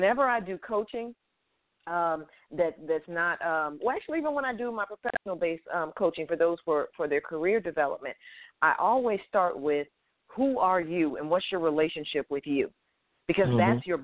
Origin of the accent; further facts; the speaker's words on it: Hartford, Connecticut, United States; moved away; also born or lived in Atlanta, Georgia; I am not from Boston. I am from Hartford, Connecticut.